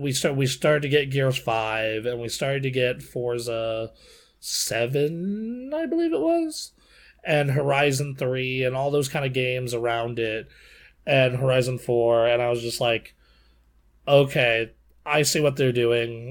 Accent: Nevada, United States; my home state

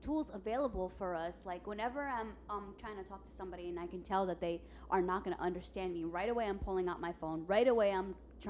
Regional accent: United States; first language Spanish; English is a second language; I was born and raised here, but Spanish was my first language.

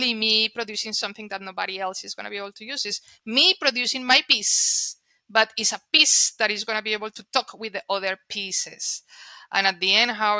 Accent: Colombia; first language Spanish; English is a second language; moved away; I'm Colombian. Therefore, my first language is Spanish.

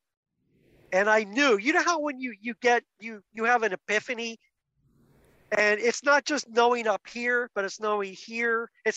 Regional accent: outside of Philadelphia, Pennsylvania, United States; I was raised outside of Philadelphia as Mennonite.

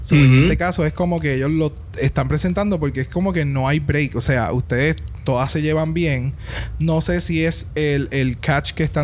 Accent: Puerto Rico; Somos puertorriqueños y se nos olvida nuestra lengua.

